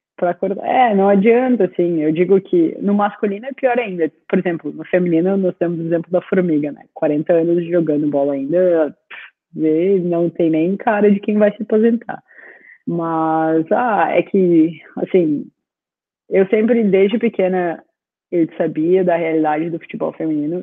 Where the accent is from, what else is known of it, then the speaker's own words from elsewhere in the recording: Rio Grande do Sul, Brazil; moved away as an adult; now in Australia; Mesmo sendo gaúcha